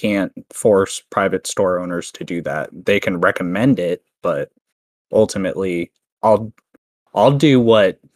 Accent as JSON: {"language": "English", "country": "Canada", "said": "I'm Canadian"}